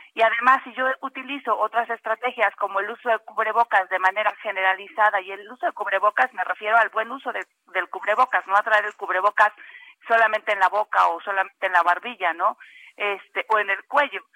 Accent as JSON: {"language": "Spanish", "country": "Mexico", "said": "nosotros como mexicanos"}